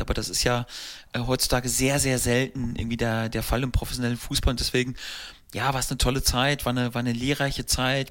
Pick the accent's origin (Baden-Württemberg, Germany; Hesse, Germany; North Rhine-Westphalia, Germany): North Rhine-Westphalia, Germany; Steinhausen; also born or lived in Paderborn; Ein äh, kleiner Ort, wo ich, äh, wo ich aufgewachsen bin, wo mein Elternhaus äh, aus war und habe dann äh, die ersten Jahre im Jugendbereich da beim äh, SV Steinhausen verbracht